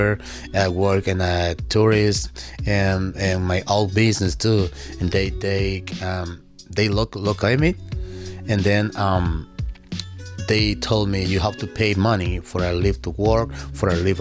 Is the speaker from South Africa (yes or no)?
no; El Salvador; English is a second language; now in Berkshires, Massachusetts, United States; I am from El Salvador